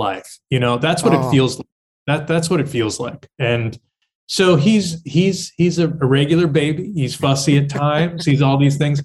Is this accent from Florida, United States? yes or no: no; Hudson Valley, New York, United States; I come from the Hudson Valley in the state of New York, sort of the beautiful muck of horse country. And, I had a wonderful childhood growing up in that area